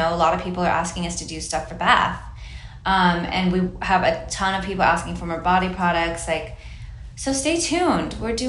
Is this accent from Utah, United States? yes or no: no; Hawaii, United States; It was really inspired by like, I grew up in Hawaii and I love floral